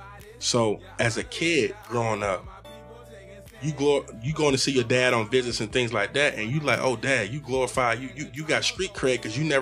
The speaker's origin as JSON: {"language": "English", "town": "Virginia Beach", "region": "Virginia", "country": "United States", "tie": "born or raised there", "said": "We grew up in Virginia Beach"}